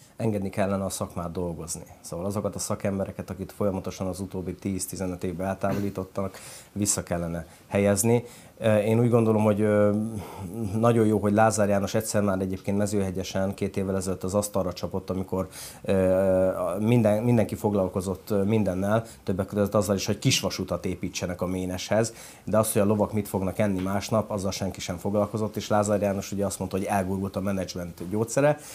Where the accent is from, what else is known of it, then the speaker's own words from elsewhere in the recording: Hungary; moved away as an adult; Külföldön éltem feleségemmel együtt 5 évet, és 2000 14-ben jöttünk haza